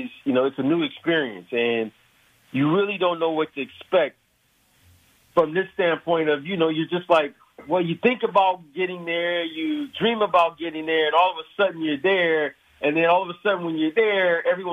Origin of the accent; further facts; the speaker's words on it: Detroit, Michigan, United States; I'm from Detroit